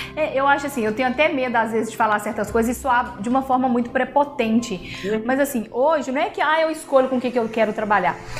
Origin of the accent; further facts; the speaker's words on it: Caratinga, Minas Gerais, Brazil; Sou daqui de Caratinga, trabalho muito aqui, amo ser da minha cidade, amo a minha cidade